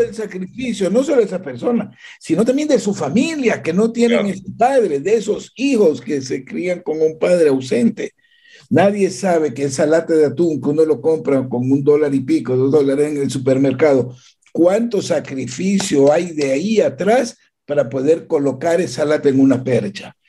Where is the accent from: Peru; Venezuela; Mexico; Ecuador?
Ecuador; Yo como ecuatoriano